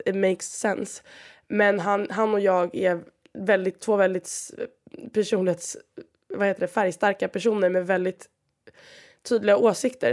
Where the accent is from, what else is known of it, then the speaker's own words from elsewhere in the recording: Sweden; moved away as an adult; now in Valencia, Spain; jag är från Sverige